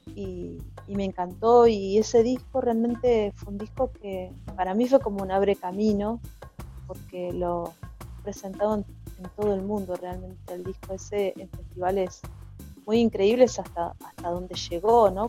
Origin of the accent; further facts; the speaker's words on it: González Catán, Buenos Aires Province, Argentina; yo crecí en, González Catán